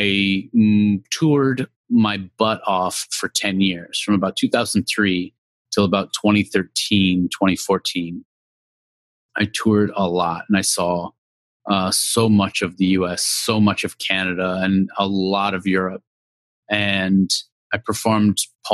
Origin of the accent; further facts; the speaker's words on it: San Jose, California, United States; I am from San Jose, California, proudly